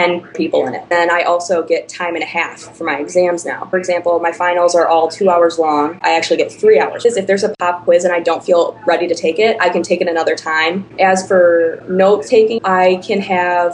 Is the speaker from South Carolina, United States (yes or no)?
no; the Chicago suburbs, Illinois, United States; I'm from the Chicago suburbs.